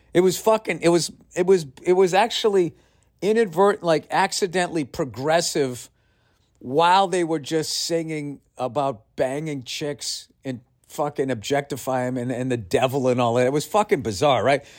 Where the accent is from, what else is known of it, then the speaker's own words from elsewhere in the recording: United States; I am an American through and through